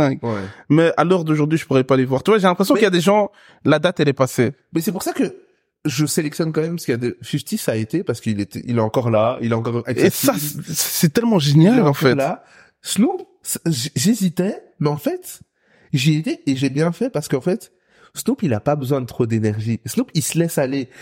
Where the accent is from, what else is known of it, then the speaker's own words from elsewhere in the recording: Brussels, Brussels-Capital Region, Belgium; je suis un Bruxellois de merde